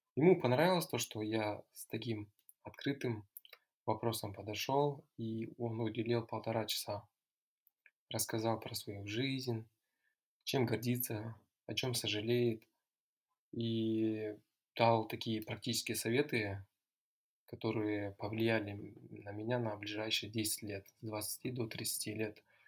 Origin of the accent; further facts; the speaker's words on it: near Taldykorgan, Almaty Region, Kazakhstan; also born or lived in United States / Russia; Я родом из Алматинской области. Э, Вырос, закончил школу недалеко от города Талдукурган